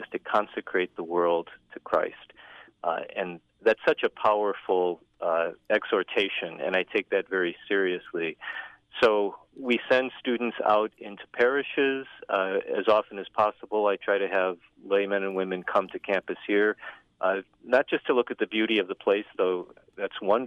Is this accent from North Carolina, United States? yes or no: no; Northwest Indiana, United States; I'm originally from Northwest Indiana